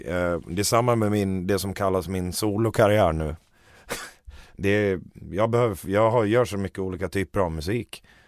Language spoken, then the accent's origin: Swedish; Borlänge, Dalarna County, Sweden; vi kommer från Romme i Borlänge båda två